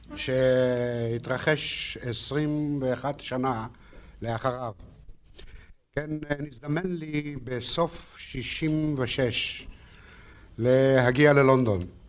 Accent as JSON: {"language": "Hebrew", "country": "Israel", "said": "אני בא מארץ ישראל"}